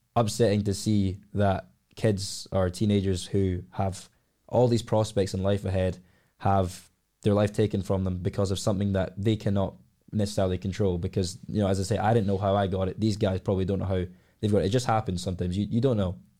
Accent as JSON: {"language": "English", "town": "Glasgow", "region": "Scotland", "country": "United Kingdom", "tie": "born or raised there", "said": "I've been born and raised in Glasgow all my life."}